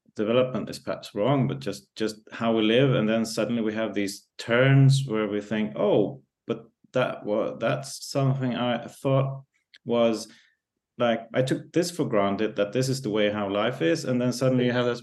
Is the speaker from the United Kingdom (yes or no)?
no; Stockholm, Stockholm County, Sweden; growing up in Stockholm or in the context of Stockholm